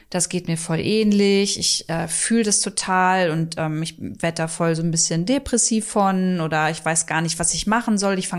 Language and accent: German; Braunschweig, Lower Saxony, Germany; weil also meine Heimat ist ja Braunschweig